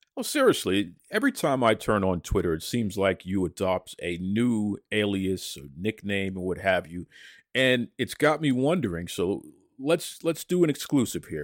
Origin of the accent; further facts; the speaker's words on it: Boston, Massachusetts, United States; I'm legitimately born and raised in Boston, I'm originally from Dorchester, so legit Boston